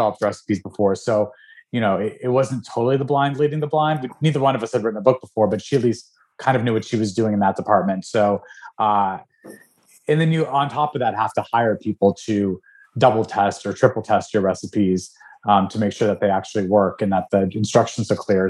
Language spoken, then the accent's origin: English; Albuquerque, New Mexico, United States; I was raised in Albuquerque, New Mexico